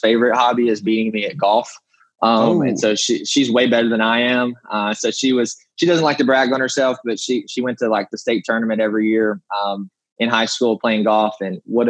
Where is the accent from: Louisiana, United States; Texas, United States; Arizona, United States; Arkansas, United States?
Arkansas, United States; Rector; moved away; I'm from Northeast Arkansas, born and raised in a small community called Rector, like less than 2,000 people in population